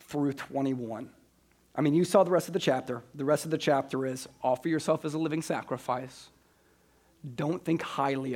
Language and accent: English; Des Moines, Iowa, United States; I was from Des Moines